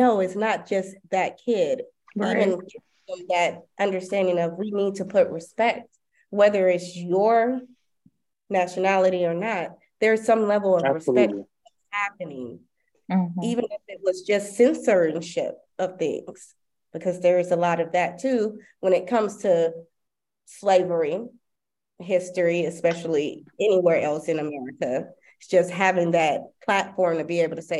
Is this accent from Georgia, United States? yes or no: yes; Clayton County, Georgia, United States; moved away as an adult; now in Dubai, United Arab Emirates; growing up in Clayton County